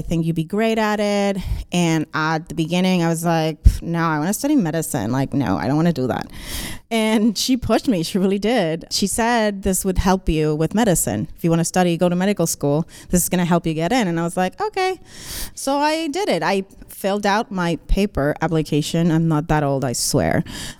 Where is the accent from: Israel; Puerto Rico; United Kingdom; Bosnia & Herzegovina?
Puerto Rico; moved away as an adult; also born or lived in Boston; I had been living in Boston, so I was born and raised in Puerto Rico, went to college there, and then I finished.